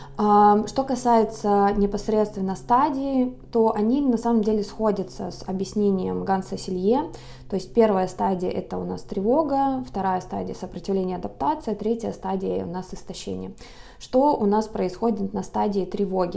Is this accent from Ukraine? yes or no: no; Lake Baikal, Siberia, Russia; now in Los Angeles, United States; сама я родом из Сибири, родилась на озере Байкал, сейчас живу в городе Лос-Анджелес